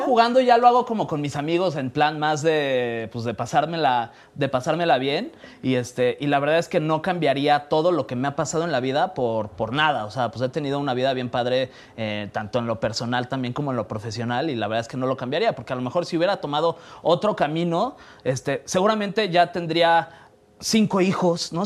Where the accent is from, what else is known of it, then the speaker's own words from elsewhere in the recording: Mexico City, Mexico; nací aquí en la Ciudad de México